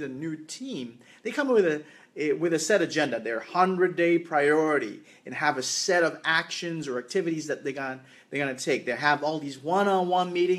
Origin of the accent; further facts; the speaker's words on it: Canada; I am from Canada.